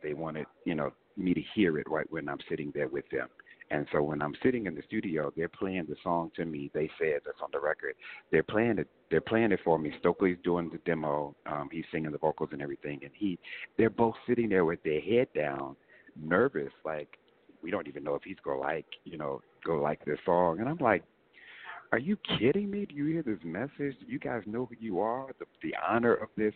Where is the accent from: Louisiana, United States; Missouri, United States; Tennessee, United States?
Missouri, United States; Kansas City; growing up in Kansas City